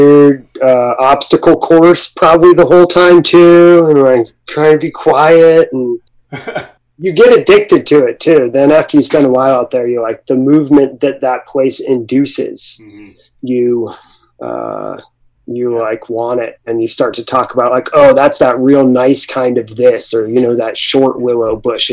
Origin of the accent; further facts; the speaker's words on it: Breckenridge, Colorado, United States; moved away as an adult; also born or lived in Boston / Alaska; now in Los Angeles, United States; I grew up in Breckenridge, Colorado